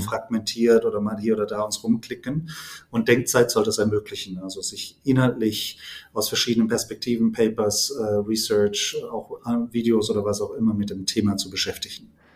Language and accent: German; near Heidelberg, Baden-Württemberg, Germany; komme aus der Nähe von Heidelberg